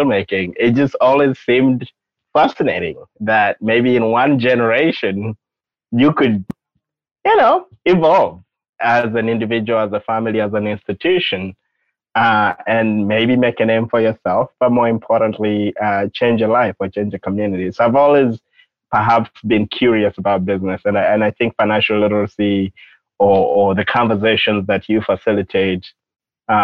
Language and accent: English; Uganda; moved away as an adult; now in United States; I grew up in Uganda, and so I came to the U.S. when I was 18 for high school